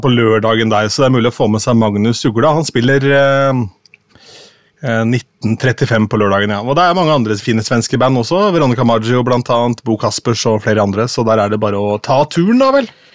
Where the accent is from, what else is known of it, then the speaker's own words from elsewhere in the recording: Askim, Østfold, Norway; moved away; hjemme i Askim